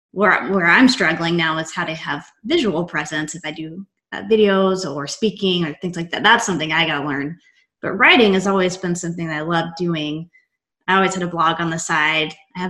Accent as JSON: {"language": "English", "region": "Texas", "country": "United States", "tie": "born or raised there", "said": "They beat it out of you, but I am from Texas, born and raised. I have a Texas tattoo. I am obsessed with Texas."}